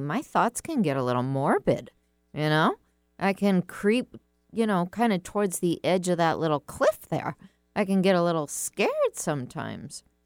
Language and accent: English; United States; I'm an American